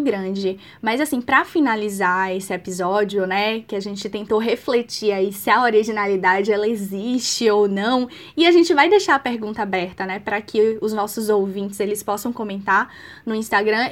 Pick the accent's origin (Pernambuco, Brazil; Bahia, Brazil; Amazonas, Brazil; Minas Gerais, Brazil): Bahia, Brazil; Eu sou baiana